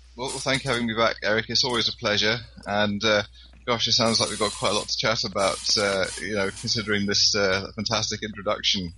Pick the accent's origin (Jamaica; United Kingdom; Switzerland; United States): United Kingdom; Scotland; I'm quite involved with the Highland Games locally here